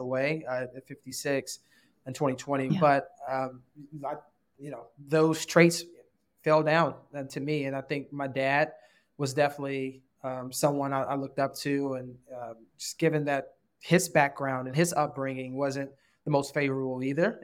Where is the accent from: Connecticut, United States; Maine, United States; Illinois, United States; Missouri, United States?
Illinois, United States; Chicago; I grew up in Rose, the Roseland um, neighborhoods in the, what's called the hundreds